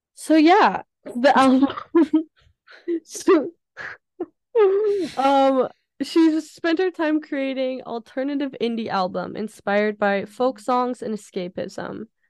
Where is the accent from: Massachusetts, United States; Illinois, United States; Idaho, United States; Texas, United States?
Idaho, United States; I am from Idaho and I don't like potatoes